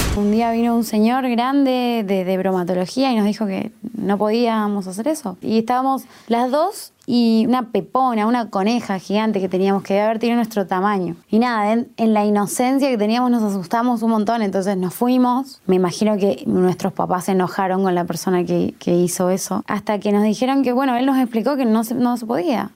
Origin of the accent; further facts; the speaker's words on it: Jujuy, Argentina; vengo de Jujuy. Y creo que pasa por el acento